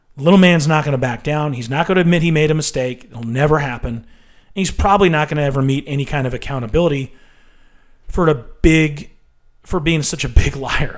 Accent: United States

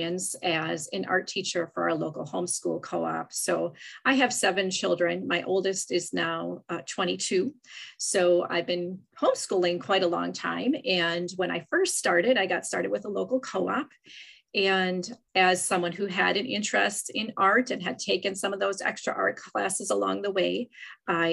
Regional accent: Wisconsin, United States; I'm from Wisconsin

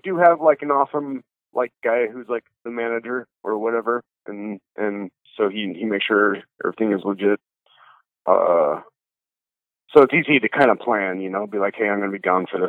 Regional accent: Spanish Fork, Utah, United States; also born or lived in Salt Lake City, Utah; I was born and raised in, like, more middle Utah, small town Utah, like Spanish Fork, Utah.

